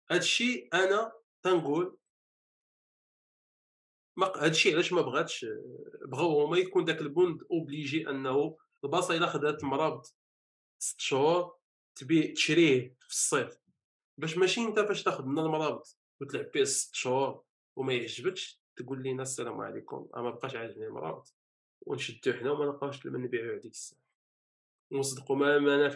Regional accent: Morocco

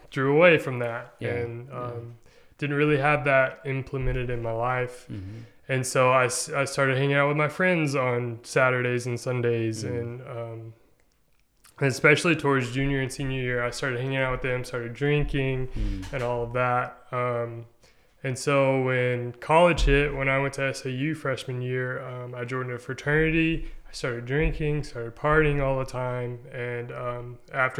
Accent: Nashville, Arkansas, United States; moved away as an adult; also born or lived in Magnolia, Arkansas; now in Conway, United States; I grew up in Nashville

